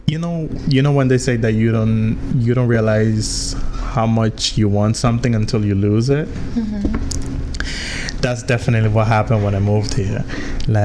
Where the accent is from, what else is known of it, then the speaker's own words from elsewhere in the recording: U.S. Virgin Islands; moved away as an adult; now in New Jersey, United States; I was born, raised my entire life in the Virgin Islands, in the island of St. Croix.